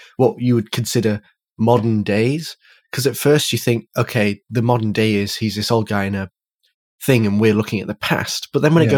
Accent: the north of England, United Kingdom; Well, from the north

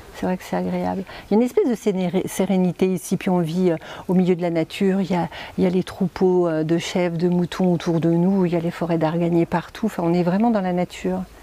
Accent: Reims, Grand Est, France; moved away as an adult; also born or lived in Dijon, France; now in Essaouira, Morocco; je suis originaire de Reims.

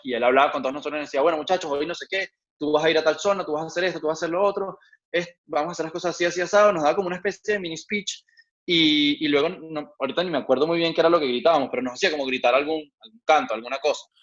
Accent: Venezuela; now in Madrid, Spain; nosotros como venezolanos

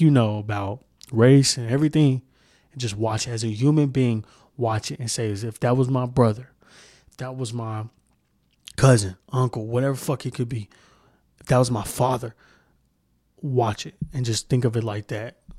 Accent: Moore, Oklahoma, United States; I grew up in Moore, Oklahoma

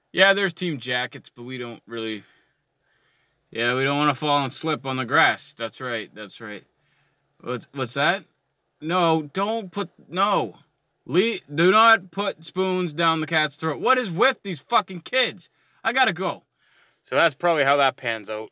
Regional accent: Canada; I'm Canadian and I like curling

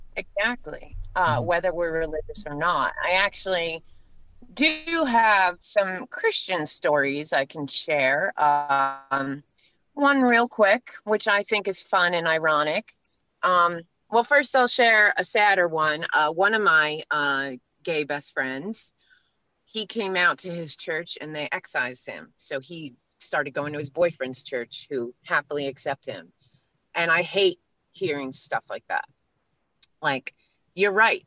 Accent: New York City, New York, United States; now in Pennsylvania, United States; I grew up next to Queens. I was born in Queens. Queens is now the uh, most ethnically diverse place in the world

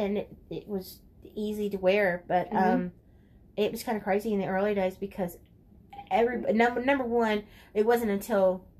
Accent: Keachi, Louisiana, United States; I grew up in Keachia United Methodist Church.

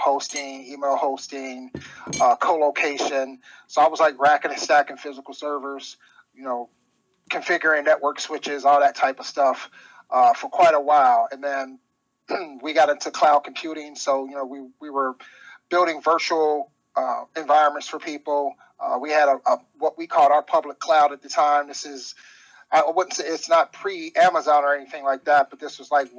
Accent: Cincinnati, Ohio, United States; born and raised in Cincinnati, Ohio. Like I said, been here all my life.

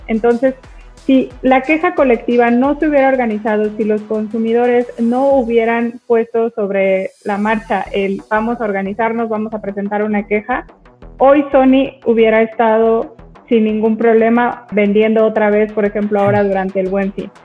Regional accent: Mexico; yo soy mexicana

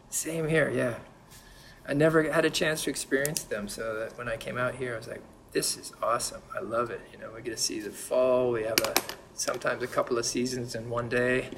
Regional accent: San Diego, California, United States; also born or lived in Berkeley; now in Jersey City, United States; I was born in San Diego

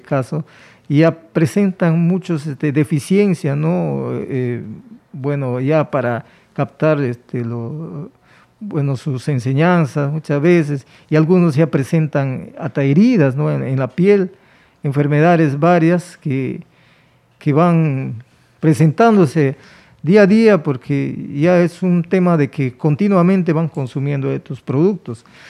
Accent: Peru

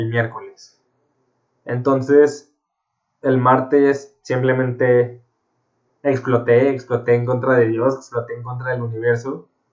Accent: Guadalajara, Jalisco, Mexico; Yo soy de Guadalajara, México

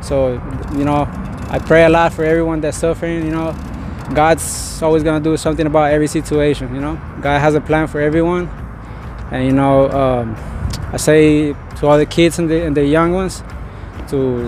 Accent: Bogotá, Bogotá Capital District, Colombia; moved away; I'm originally from Colombia, Bogota, Colombia, the capital

